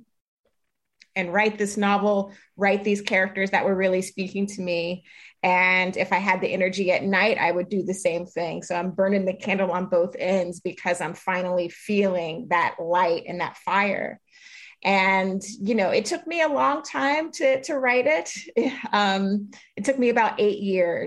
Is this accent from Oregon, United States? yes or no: no; Jacksonville, Florida, United States; now in Brooklyn, United States; as a young person growing up in Jacksonville